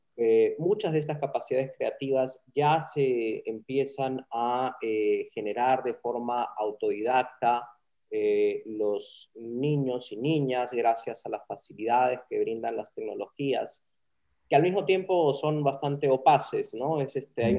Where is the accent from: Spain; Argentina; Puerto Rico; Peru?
Peru